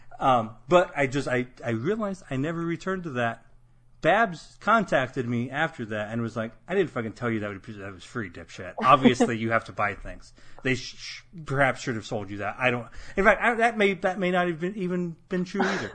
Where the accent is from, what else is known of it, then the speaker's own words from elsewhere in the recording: Midwest, United States; as a Midwesterner growing up in the late 90s